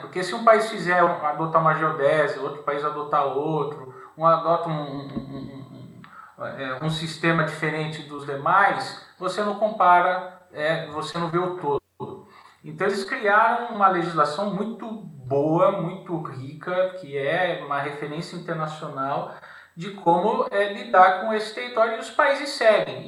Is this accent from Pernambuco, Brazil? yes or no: no; São Paulo, Brazil; moved away as an adult; also born or lived in Brasília / Rio de Janeiro; now in Portugal; E depois eu voltei para São Paulo, sou de São Paulo